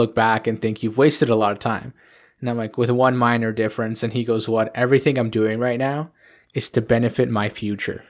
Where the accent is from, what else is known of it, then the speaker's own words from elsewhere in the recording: Canada; I'm a Canadian